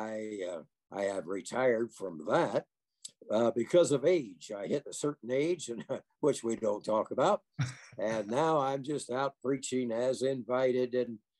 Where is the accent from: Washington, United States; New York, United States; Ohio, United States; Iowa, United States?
Iowa, United States; Des Moines; moved away as an adult; also born or lived in Kansas; now in Lakewood, United States; I'm an Iowa boy. I was born and raised in Des Moines, Iowa